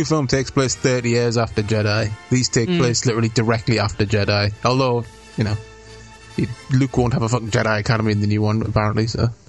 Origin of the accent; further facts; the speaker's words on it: United Kingdom; just because I'm British